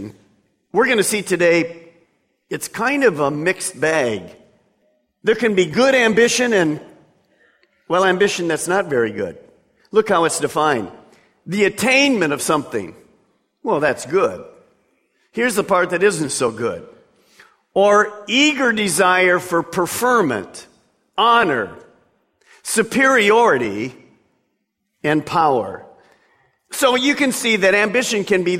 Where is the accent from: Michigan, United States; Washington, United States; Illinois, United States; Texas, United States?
Michigan, United States; Detroit; growing up in Detroit